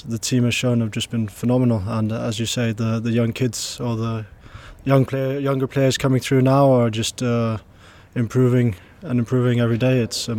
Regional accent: England, United Kingdom; born there; I was born in England. My dad's English. My mother's Danish.

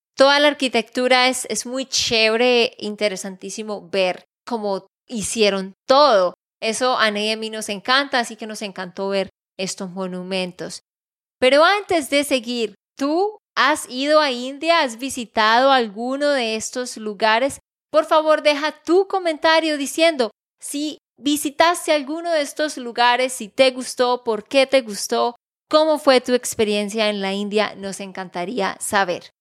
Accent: Santander, Colombia; de Santander, Colombia

